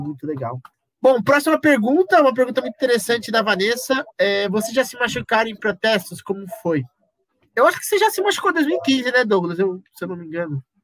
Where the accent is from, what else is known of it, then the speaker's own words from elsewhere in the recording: Brazil; sou brasileiro